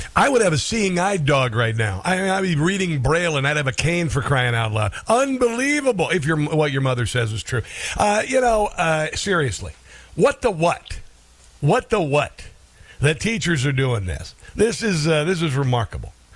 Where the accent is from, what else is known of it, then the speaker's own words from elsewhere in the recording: Florida, United States; I'm from Florida.